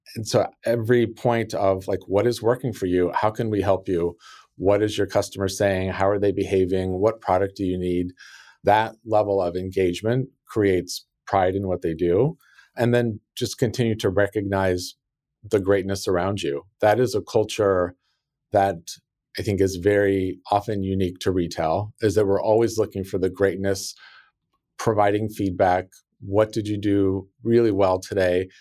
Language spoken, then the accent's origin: English; South Lake Tahoe, California, United States; also born or lived in Sacramento, California; I grew up in South Lake Tahoe, California, which is a very small resort town